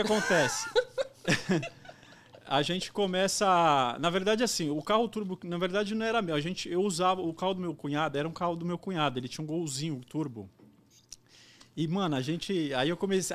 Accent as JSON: {"language": "Portuguese", "town": "Guarulhos", "region": "São Paulo", "country": "Brazil", "said": "a trampar em Guarulhos, que eu sou de Guarulhos"}